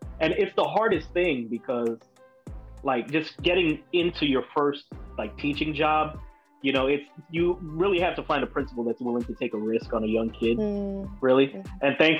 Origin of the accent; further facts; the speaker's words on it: Sunrise, Florida, United States; also born or lived in Miramar, Florida; So I moved from Sunrise to Miramar. Right after eighth grade.